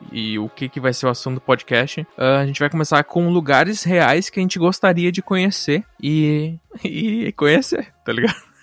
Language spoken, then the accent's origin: Portuguese; Santa Catarina, Brazil; born there; moved away; Eu nasci em Santa Catarina e vim pra cá, pro Rio Grande do Sul.